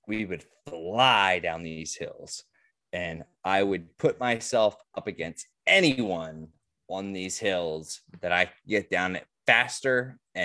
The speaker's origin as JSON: {"language": "English", "region": "Maryland", "country": "United States", "tie": "born or raised there", "said": "growing up in Maryland, where we got snow"}